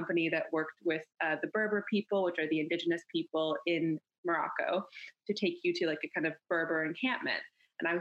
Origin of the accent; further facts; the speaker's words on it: Canada; I grew up in Canada.